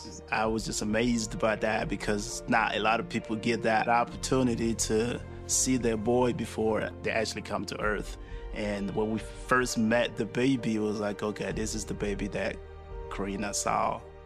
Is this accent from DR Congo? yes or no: yes; DR Congo; now in Utah, United States; from the Congo. I was born and raised in the Congo, and I moved to Utah 3 years ago from Georgia